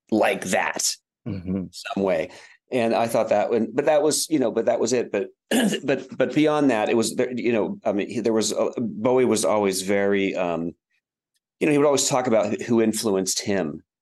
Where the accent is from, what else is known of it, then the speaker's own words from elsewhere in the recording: Wheeling, West Virginia, United States; moved away as an adult; also born or lived in London, United Kingdom / New York City, United States; now in Cincinnati, United States; I'm talking to you from Cincinnati, Ohio. I, I live here now, but um, I was born in Wheeling, West Virginia. Okay. When I was a kid, when I was a young, young kid, it was actually a bustling city.